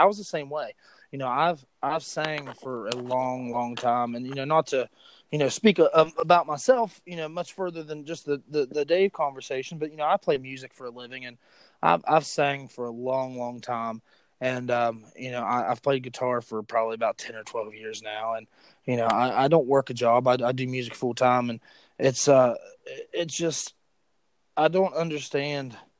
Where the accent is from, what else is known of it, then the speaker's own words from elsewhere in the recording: West Virginia, United States; I'm from West Virginia.